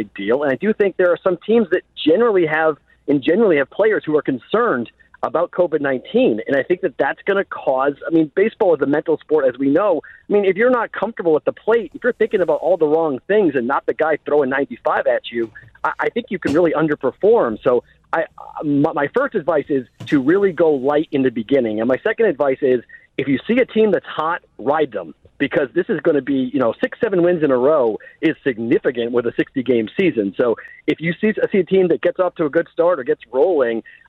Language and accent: English; Boston, Massachusetts, United States; I'm a Bostonian